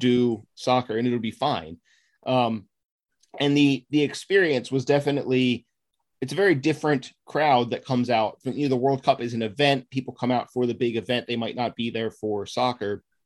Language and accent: English; Maryland suburbs of DC, United States; I was born and raised in the Maryland suburbs, uh, just outside of DC, and that's where I still live